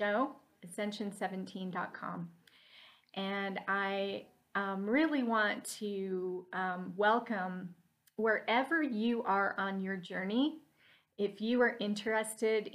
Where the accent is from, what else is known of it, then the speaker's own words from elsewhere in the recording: Salt Lake City, Utah, United States; moved away; I came from Salt Lake City, Utah originally